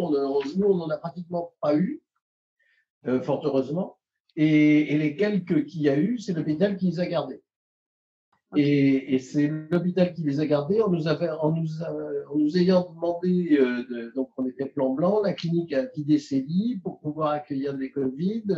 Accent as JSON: {"language": "French", "town": "Paris", "region": "Île-de-France", "country": "France", "moved": "as an adult", "lives_now": "Carcassonne, France", "said": "J'ai fait mes études, euh, toutes mes études, y compris radiologie à Paris"}